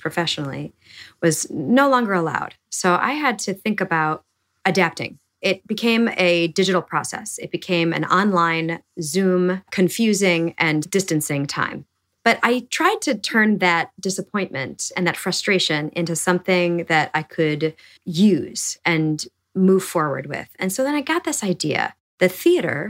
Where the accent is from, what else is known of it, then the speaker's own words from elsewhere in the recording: Milwaukee, Wisconsin, United States; moved away; Milwaukee and my hometown that fostered my imagination at a young age